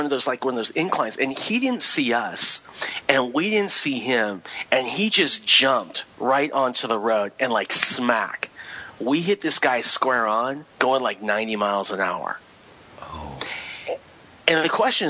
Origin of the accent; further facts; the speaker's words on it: Southern California, United States; I grew up in Southern California